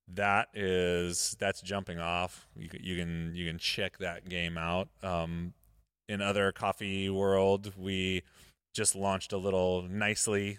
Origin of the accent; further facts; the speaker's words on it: Modesto, California, United States; Modesto, my hometown.